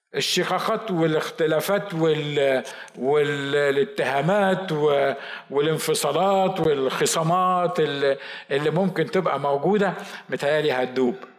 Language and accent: Arabic; Egypt; accent: Egyptian (non-Sa'idi); هو بيتكلم مصري وانا بتكلم مصري